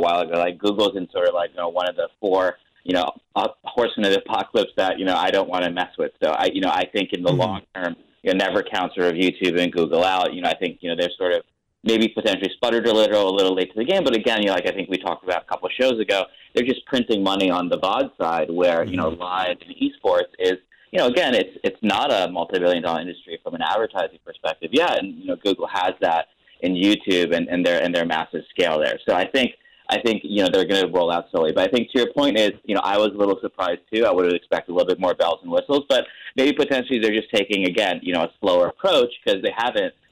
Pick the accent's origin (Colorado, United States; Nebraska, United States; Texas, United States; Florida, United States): Florida, United States; I grew up in Florida, so, surrounded by water